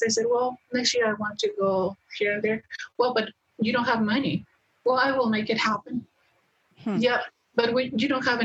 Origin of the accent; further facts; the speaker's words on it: Mexico; moved away as an adult; I was 21 when I decided to leave Mexico for good. But I was 4 when I decided that I was not going to stay in my hometown.